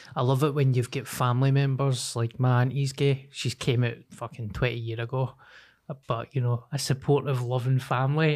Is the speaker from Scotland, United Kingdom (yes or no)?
yes; Glasgow, Scotland, United Kingdom; I'm like a Glaswegian